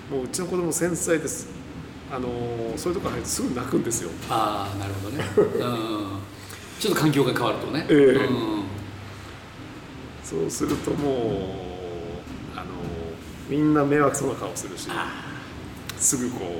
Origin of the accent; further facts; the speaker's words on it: Mito, Ibaraki, Japan; also born or lived in Tokyo; now in Fukuoka, Japan; 私も地方の出身で、子供の頃はもう本当にホタル取ったりカブトムシ取ったり、